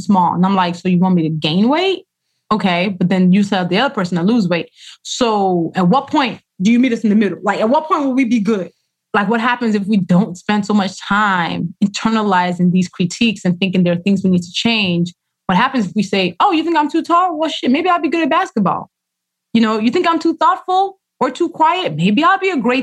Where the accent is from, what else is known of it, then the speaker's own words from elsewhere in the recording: Nigeria; first language Yoruba and English; Yoruba, which is my language, my first language. Actually, Yoruba and English are equally my first language